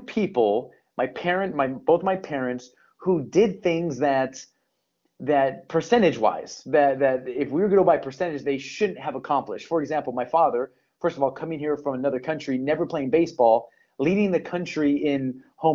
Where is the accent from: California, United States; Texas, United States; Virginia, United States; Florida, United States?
California, United States; Torrance; born and raised in Los Angeles County. It's the city of Torrance, California. So I'm a SoCal boy